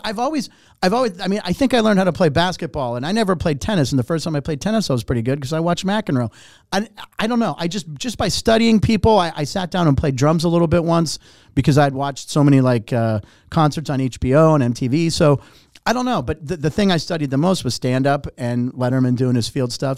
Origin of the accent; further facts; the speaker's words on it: Pittsburgh, Pennsylvania, United States; moved away; also born or lived in Los Angeles; I was born in Pittsburgh, came to L